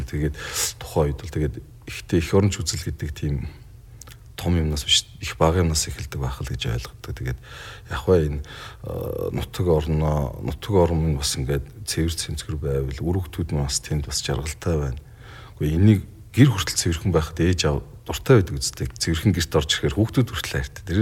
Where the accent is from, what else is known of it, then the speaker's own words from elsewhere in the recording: Bulgan, Mongolia; Ер нь бол би тэр нутгийн хүүхэд тэр нутагт л өсч юм дийж дөрнж хүн болсон.